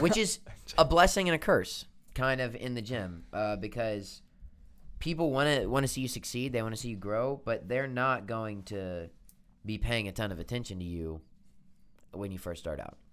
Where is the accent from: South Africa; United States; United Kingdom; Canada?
United States; Birmingham, Alabama; moved away as an adult; now in Nashville, United States; I am, uh, from Birmingham, Alabama. That's my hometown.